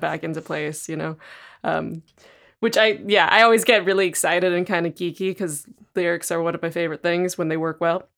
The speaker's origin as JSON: {"language": "English", "region": "Southern California", "country": "United States", "tie": "born or raised there", "said": "I grew up in Southern California"}